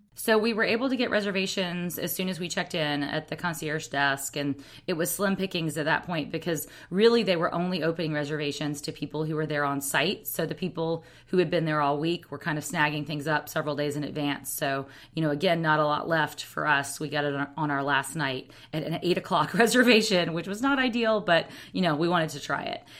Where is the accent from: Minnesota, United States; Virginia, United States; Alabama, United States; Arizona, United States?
Alabama, United States; now in San Francisco, United States; I'm a girl from Alabama